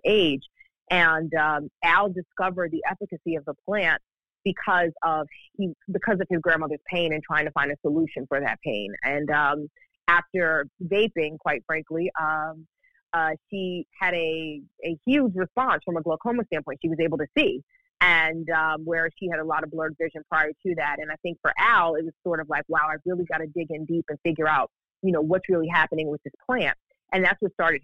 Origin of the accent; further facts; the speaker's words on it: New York City, New York, United States; Growing up in New York, I grew up in Brooklyn, New York